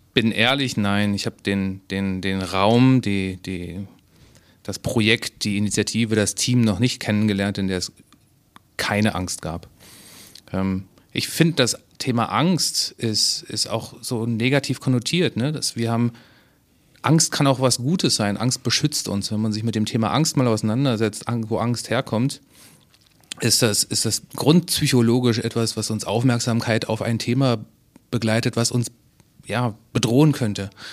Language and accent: German; Berlin, Germany; also born or lived in the seaside (birthplace) / Munich; now in Hamburg, Germany; Ich bin an der, an der See geboren, in Berlin aufgewachsen, habe zehn Jahre in München gelebt und jetzt wieder in Hamburg.